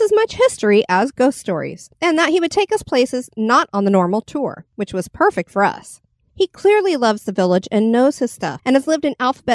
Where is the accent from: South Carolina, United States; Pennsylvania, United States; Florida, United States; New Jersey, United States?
Florida, United States; we were from Florida